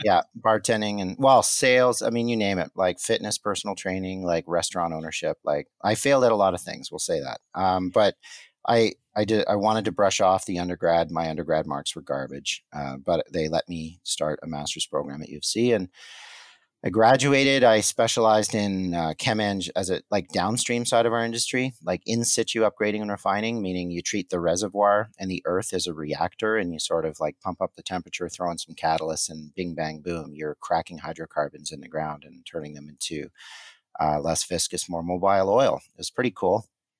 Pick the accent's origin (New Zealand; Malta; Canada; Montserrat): Canada; Kingston, Ontario; also born or lived in Montreal / Port Hope, Ontario / Calgary; Queen's University in Kingston, where it's my hometown